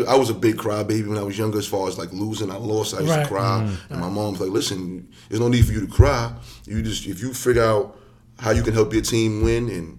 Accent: New York City, New York, United States; I'm from Douglas Projects, so we had a program called Saturday Program.

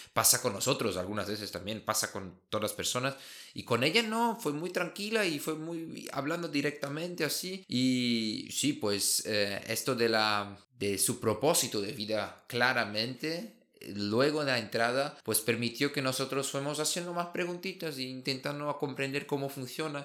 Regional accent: Brazil; Spanish is a second language; now in Germany; como brasileño

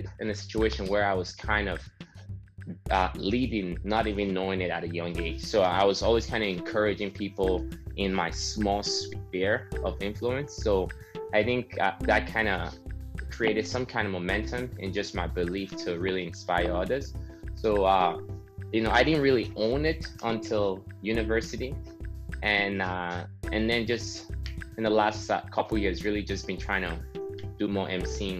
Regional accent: Nigeria; now in Canada; I grew up in Nigeria

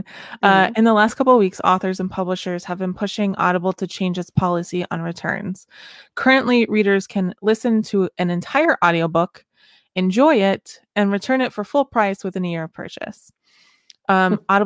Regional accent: Florida, United States; I'm a Floridian

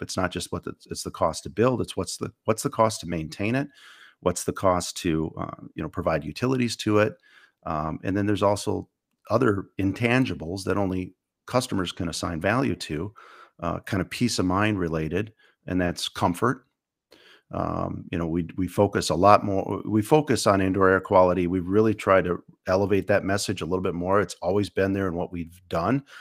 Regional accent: Menasha, Wisconsin, United States; also born or lived in Stevens Point, Wisconsin; I grew up in, in the Fox Cities, actually, uh, Neena Menashe area. I went to Menashe High School

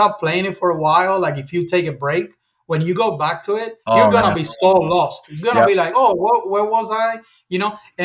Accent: Cuba; I was born and raised in Cuba.

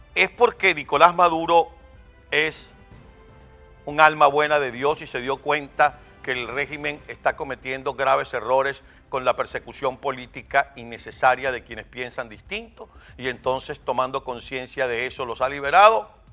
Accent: Venezuela; Somos venezolanos

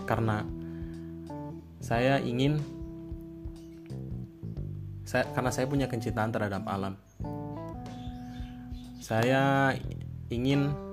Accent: Tangerang, Banten, Indonesia; saya dari kota saya dari Kabupaten Tangerang saya seorang camaba di Itera

